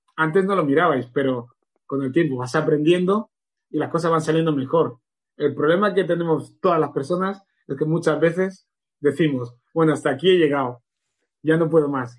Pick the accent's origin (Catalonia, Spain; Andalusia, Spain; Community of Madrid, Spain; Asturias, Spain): Catalonia, Spain; Barcelona; also born or lived in Equatorial Guinea / Canary Islands; yo nací en Guinea, a los 11 meses estaba viviendo en Canarias, eh, porque mi padre era legionario en Canarias, vivía en la colonia de los legionarios. Con 7, 8 años se separaron mis padres, vine con mis hermanos a Barcelona